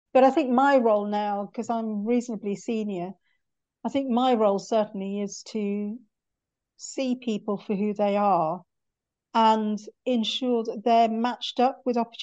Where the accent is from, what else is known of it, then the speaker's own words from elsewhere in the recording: North Wales, United Kingdom; moved away as an adult; also born or lived in Cardiff; now in London, United Kingdom; I was born in North Wales and went to med school in Cardiff and then transferred up to London because I got married